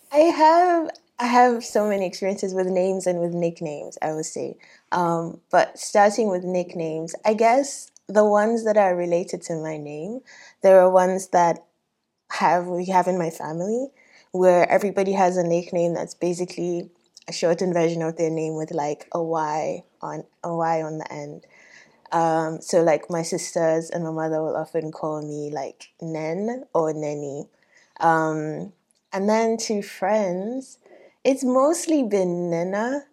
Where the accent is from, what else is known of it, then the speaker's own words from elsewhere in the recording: Ghana; moved away; also born or lived in Nigeria; I grew up in Ghana